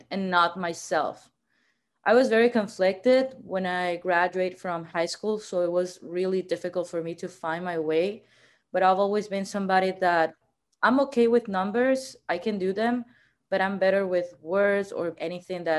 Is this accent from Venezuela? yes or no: yes; Venezuela; English is a second language; moved away as an adult; also born or lived in Miami, United States; now in Los Angeles, United States; I'm originally born and raised actually in Venezuela, so I'm South American